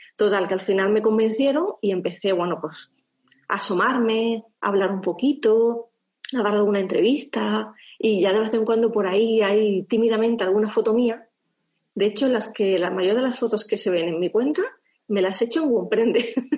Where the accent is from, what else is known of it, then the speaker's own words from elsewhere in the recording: Andalusia, Spain; also born or lived in France; soy andaluza